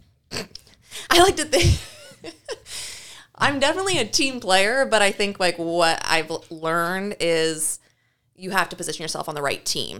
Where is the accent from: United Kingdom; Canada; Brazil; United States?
United States; Knoxville, Iowa; I'm originally from Knoxville, Iowa. That's where I grew up and went to school